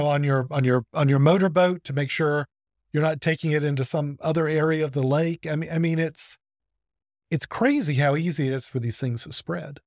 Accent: Birmingham, Alabama, United States; I grew up outside of Birmingham

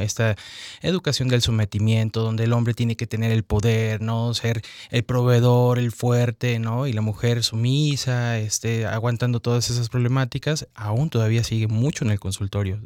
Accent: Mexico; nos enseñan como al mexicano a obedecer

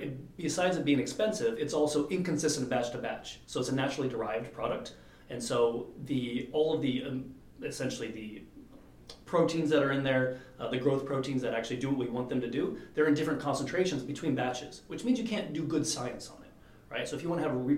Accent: United States; also born or lived in Europe; as American

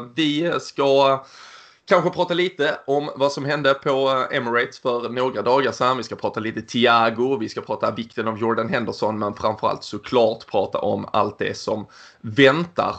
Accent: Sweden; vi svenskar och det otroligt trygga och säkra systemet vi har runt oss

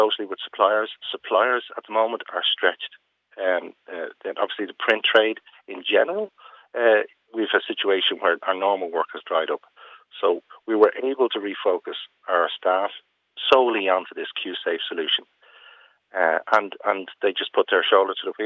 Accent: Ireland; Being Irish

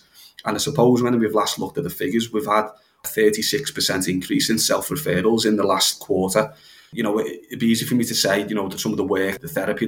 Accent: Halewood, North West England, United Kingdom; I grew up in Knowsley, which is one of the most deprived areas in the whole country, which is on the outskirts of Liverpool, somewhere called Halewood.

